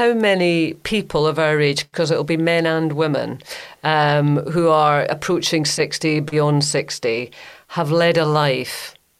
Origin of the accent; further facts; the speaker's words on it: Grangemouth, Scotland, United Kingdom; moved away; I had a really nice time in my hometown of Grangemouth.